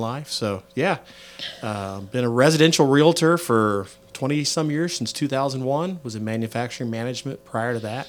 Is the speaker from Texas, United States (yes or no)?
no; Gladstone, Missouri, United States; Born and raised, for the most part, in Gladstone, Missouri